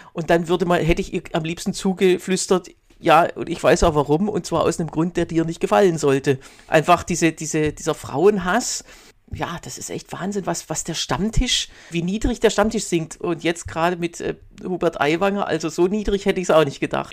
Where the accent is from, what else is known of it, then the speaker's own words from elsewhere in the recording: Baden-Württemberg, Germany; now in Berlin, Germany; Du bist ja, äh, wie ich, aus Baden-Württemberg